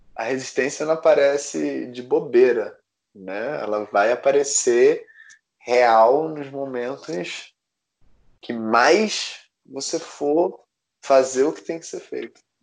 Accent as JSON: {"language": "Portuguese", "town": "Recife", "region": "Pernambuco", "country": "Brazil", "tie": "born or raised there", "said": "Eu nasci em Recife"}